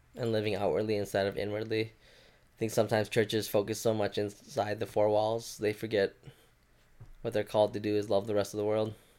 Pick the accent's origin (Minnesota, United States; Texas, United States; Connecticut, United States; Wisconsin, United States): Minnesota, United States; born or raised there; also born or lived in Thailand